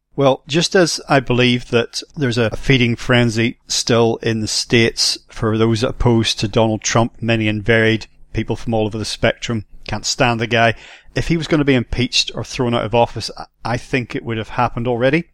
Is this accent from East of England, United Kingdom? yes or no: no; Northern Ireland, United Kingdom; I grew up in Northern Ireland very, very polarized situation there